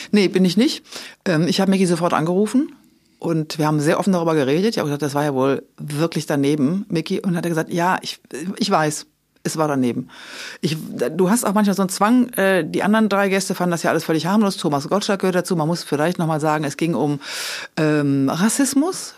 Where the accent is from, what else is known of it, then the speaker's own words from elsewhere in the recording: Rhineland, Germany; ich bin Rheinländerin